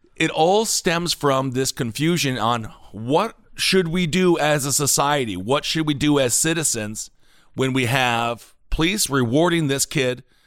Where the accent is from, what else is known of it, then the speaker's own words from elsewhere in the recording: Wisconsin, United States; Kenosha, Wisconsin, my home state